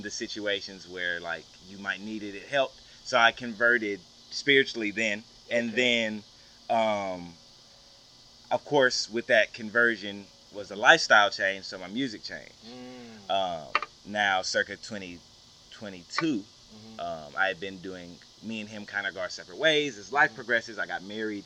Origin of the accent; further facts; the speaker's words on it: Shreveport, Louisiana, United States; also born or lived in Killeen, Texas; I'm born and raised Shreveport, Louisiana. But, I was born in Killeen, Texas, but I've been here since I was a baby.